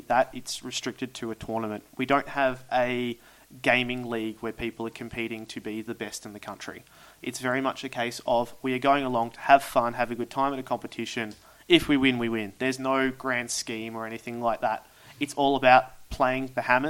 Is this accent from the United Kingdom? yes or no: no; Australia; There's a camaraderie and mateship that you do see as Australians